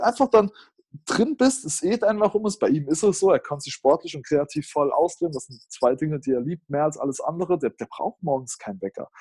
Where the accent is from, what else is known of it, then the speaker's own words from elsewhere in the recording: Germany; als Deutscher